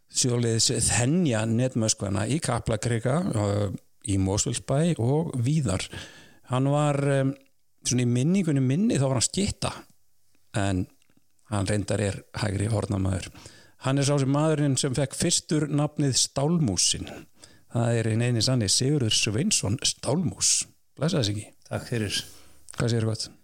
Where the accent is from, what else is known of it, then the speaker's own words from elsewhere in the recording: Mosfellsbær, Capital Region, Iceland; Já, ég er úr Mósersbænum ég fluttist ánga þegar ég